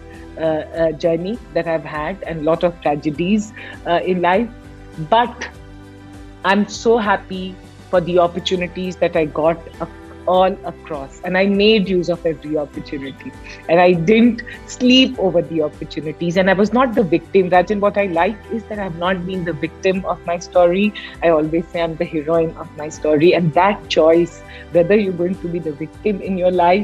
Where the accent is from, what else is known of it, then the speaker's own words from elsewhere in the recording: Patna, Bihar, India; I come from Bihar, I come from Patna